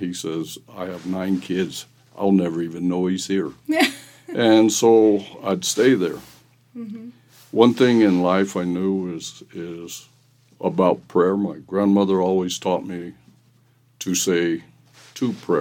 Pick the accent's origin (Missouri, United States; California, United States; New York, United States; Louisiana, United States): Missouri, United States; Bonne Terre; I was born in Bon Terre, Missouri in 1952, and I grew up in a family that were farmers, stuff like that, and so raised on a farm quite a bit